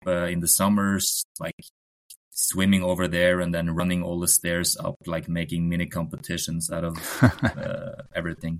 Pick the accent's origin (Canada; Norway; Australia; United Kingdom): Norway; Oslo; English is a second language; also born or lived in Lillehammer; I'm um, Norwegian. Uh, growing up in Oslo, uh, not far from the Holmenkollen oh. arena.